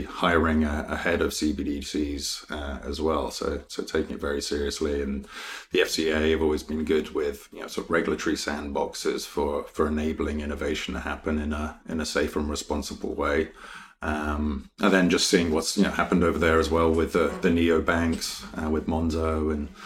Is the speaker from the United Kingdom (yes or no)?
yes; London, United Kingdom; moved away as an adult; also born or lived in Sheffield; born in Wimbledon and went to school sort of at the top of my road. So everything very local, right on the suburbs of London